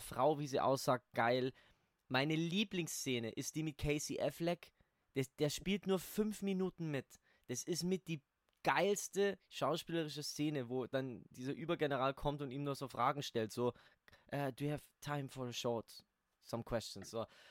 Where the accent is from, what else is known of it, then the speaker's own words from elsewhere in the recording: Ingolstadt, Bavaria, Germany; da, wo ich herkomme, hier in Ingolstadt